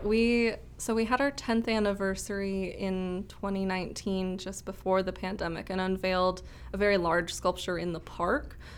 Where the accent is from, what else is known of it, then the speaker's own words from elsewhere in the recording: Rochester, Minnesota, United States; moved away as an adult; also born or lived in Saint Cloud, Minnesota / Mankato, Minnesota; I'm from Rochester originally